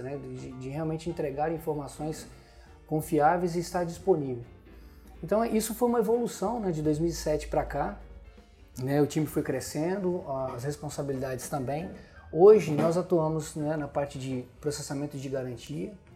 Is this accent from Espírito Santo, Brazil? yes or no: yes; Venda Nova do Imigrante, Espírito Santo, Brazil; Nasci legal. em Venda Nova